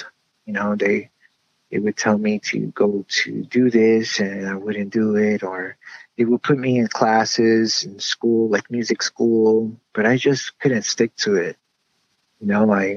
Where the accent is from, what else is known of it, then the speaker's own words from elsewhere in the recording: Union City, New Jersey, United States; I was brought up in Union City, New Jersey